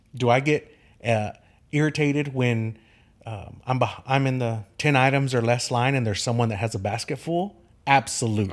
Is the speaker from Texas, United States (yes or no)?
yes; Kerrville, Texas, United States; Kerrville is my home. Ker, I'm a six, sixth generation Kerrvillian.